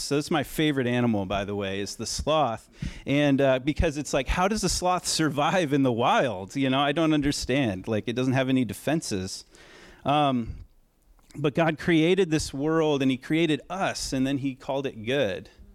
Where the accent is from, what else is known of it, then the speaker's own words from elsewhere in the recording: Oregon, United States; I'm from Oregon